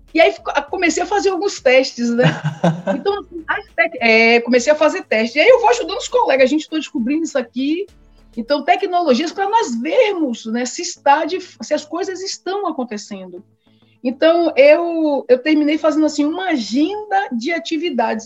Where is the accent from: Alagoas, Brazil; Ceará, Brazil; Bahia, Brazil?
Bahia, Brazil; also born or lived in São Paulo; voltei para a Bahia com seis anos, porque meus pais são baianos